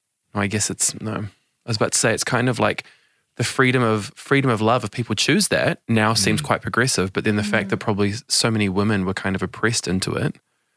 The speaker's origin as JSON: {"language": "English", "region": "Auckland", "country": "New Zealand", "tie": "born or raised there", "moved": "yes", "lives_now": "Sydney, Australia"}